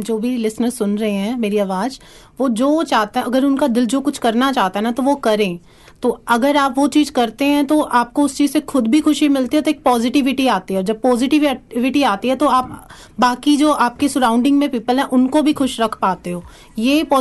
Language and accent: Hindi; India; moved away; जैसे हम ही लगा लो हम आए हैं ना इंडिया से आए हैं